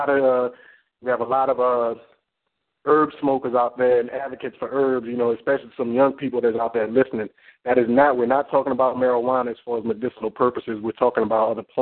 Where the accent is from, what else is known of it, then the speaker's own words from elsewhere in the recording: New Orleans, Louisiana, United States; we're from New Orleans